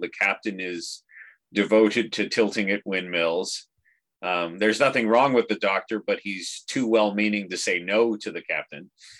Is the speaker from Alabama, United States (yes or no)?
no; El Centro, California, United States; my hometown of El Centro.